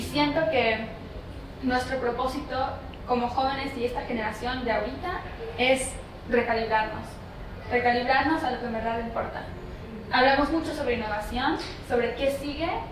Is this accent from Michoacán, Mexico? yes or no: no; Laguna de Chignahuapan, State of Mexico, Mexico; donde yo vengo tenemos la laguna de Chumariapan que hoy en día es área protegida por el labor de mis papás